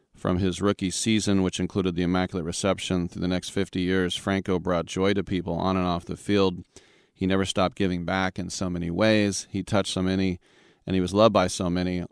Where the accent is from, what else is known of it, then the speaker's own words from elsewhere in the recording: Oakland, California, United States; also born or lived in London; I'm from Oakland